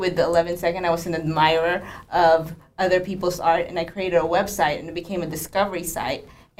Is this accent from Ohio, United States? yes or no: no; Little Rock, Arkansas, United States; I'm from Arkansas, Little Rock, Arkansas.